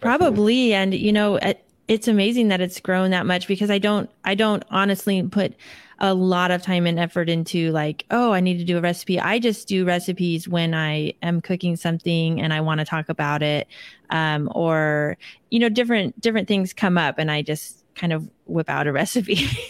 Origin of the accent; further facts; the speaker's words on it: Seattle, Washington, United States; we grew up in the Seattle area